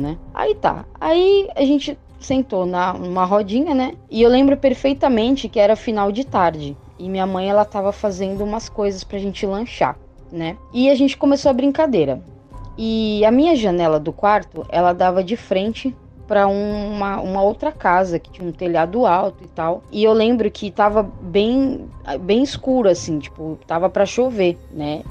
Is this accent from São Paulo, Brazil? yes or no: yes; Santos, São Paulo, Brazil; eu sou de Santos, São Paulo